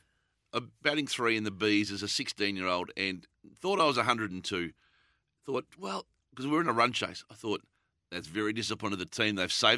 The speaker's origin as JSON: {"language": "English", "area": "Gippsland / Latrobe Valley area", "region": "Victoria", "country": "Australia", "tie": "born or raised there", "moved": "yes"}